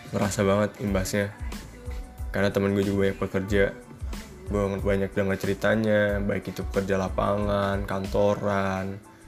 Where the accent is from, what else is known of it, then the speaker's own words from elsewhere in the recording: Indonesia; kita, bangsa Indonesia